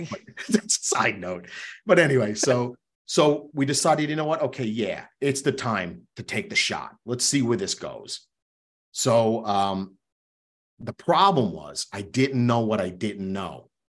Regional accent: Long Island, New York, United States; also born or lived in Queens, New York; growing up in New York, I was born in Queens, raised on Long Island my entire life.

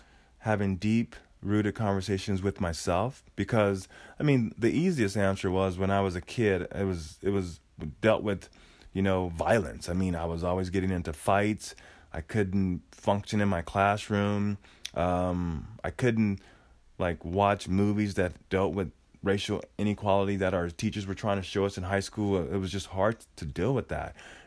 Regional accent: Oregon, United States; But, you know, growing up in Oregon, I moved here in, I would say, 1979, maybe 78.

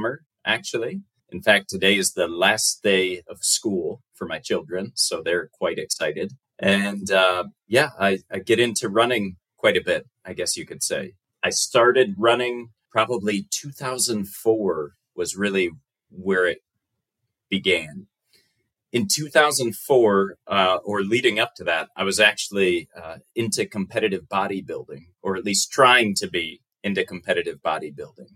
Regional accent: United States; accent: American; my accent is quite different. It's an American accent

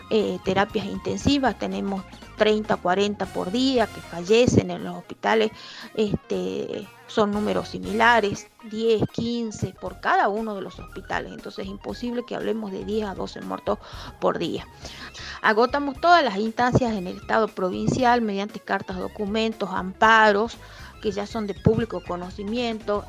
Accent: Jujuy, Argentina; mi provincia es una provincia muy pobre

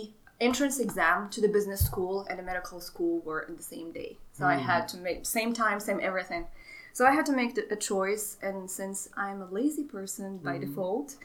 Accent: Morocco; English is a second language; moved away as an adult; now in United States; I'm from Morocco originally, born and raised.

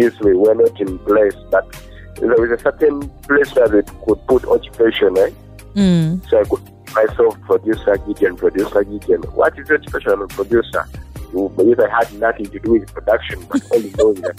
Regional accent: Bweyogerere, Central Region, Uganda; I grew up from Boyogerere.

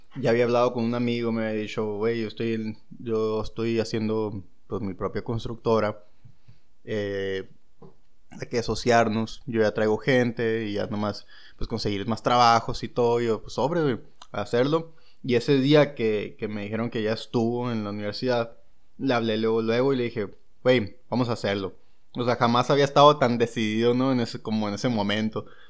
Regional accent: San Luis Río Colorado, Sonora, Mexico; yo soy de, igual, de San Luis Río Colorado

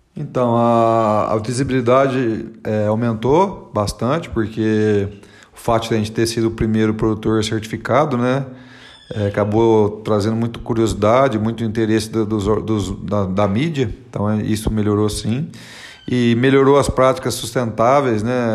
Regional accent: interior of São Paulo, Brazil; now in Cerrado Mineiro, Brazil; A gente é do interior de São Paulo

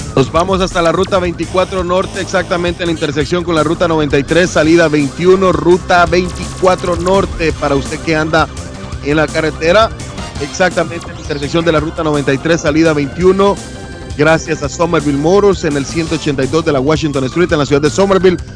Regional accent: Guatemala; la Sierra de las Minas es la que, la, que da espaldas a, mi pueblo

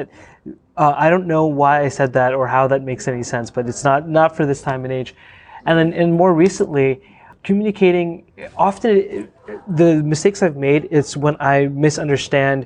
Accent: Windsor, Ontario, Canada; I grew up in Windsor, Ontario.

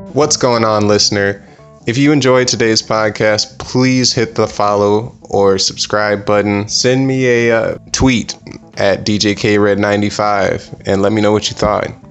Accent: Rockford, Illinois, United States; moved away; my hometown of Rockford

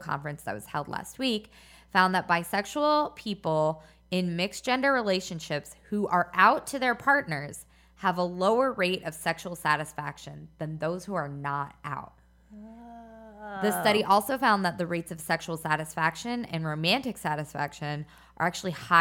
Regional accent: Philadelphia, Pennsylvania, United States; Philadelphia is where I spent most of my youth

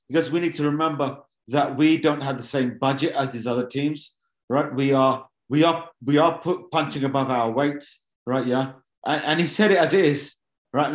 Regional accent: Wolverhampton, West Midlands, United Kingdom; My hometown club as well. So, you know, born in Wolverhampton.

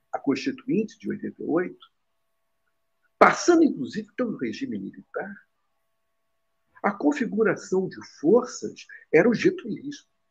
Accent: Rio de Janeiro, Brazil; Eu sou carioca

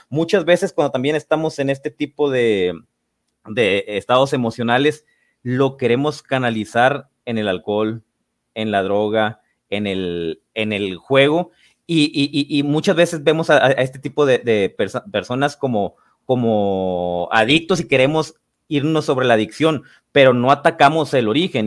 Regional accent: Los Mochis, Sinaloa, Mexico; moved away; Yo soy de la ciudad de, los mochis, me fui a, mi ciudad natal

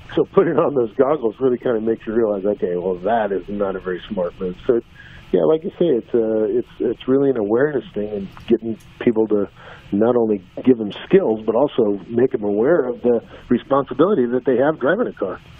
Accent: Southern California, United States; growing up in Southern California

